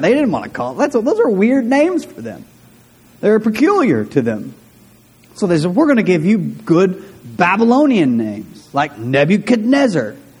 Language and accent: English; De Queen, Arkansas, United States; I grew up in De Queen, and in De Queen, uh, when I was in eighth or ninth grade, um, De Queen became a small Hispanic community in southwestern Arkansas